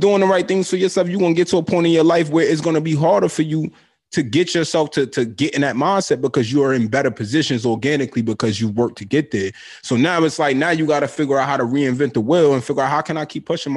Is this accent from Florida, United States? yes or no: no; Brooklyn, New York, United States; growing up in Brooklyn